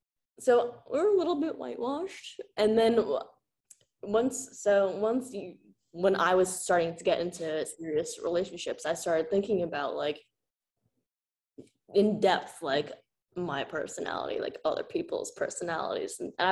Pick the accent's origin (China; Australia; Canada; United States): China; Hunan; You just said Hunan, right? Randomly? I am from Hunan.